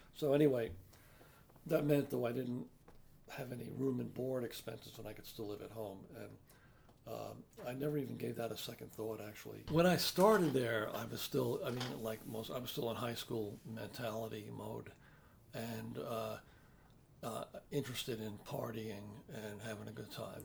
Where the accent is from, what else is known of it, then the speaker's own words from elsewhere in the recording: New York City, New York, United States; moved away as an adult; I was born and raised in the Bronx